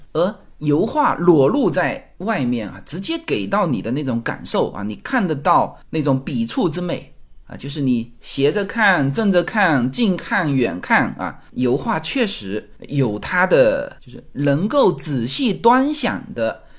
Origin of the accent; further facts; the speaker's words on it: China; 我们中国人